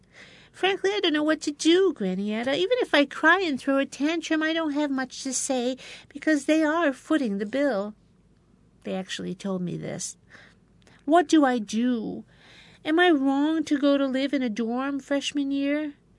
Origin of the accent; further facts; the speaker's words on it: Binghamton, New York, United States; The settings originate from my hometown, Parlor City.